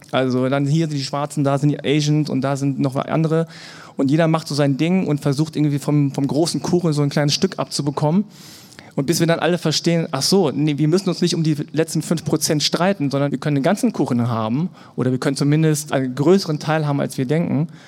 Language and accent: German; Germany; Und meine Eltern kommen aus Korea. Ich bin in Deutschland geboren und aufgewachsen